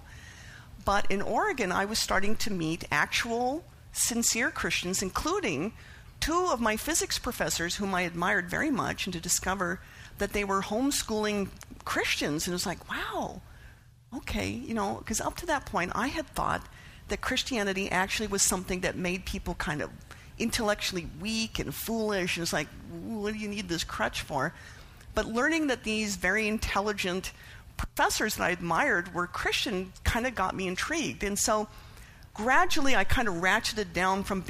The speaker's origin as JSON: {"language": "English", "country": "Canada", "tie": "born or raised there", "said": "I was raised atheist in Canada, which is a pretty secular country"}